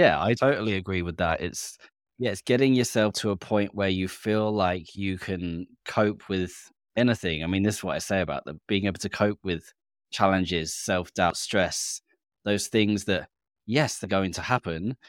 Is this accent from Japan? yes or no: no; England, United Kingdom; now in Australia; being English, British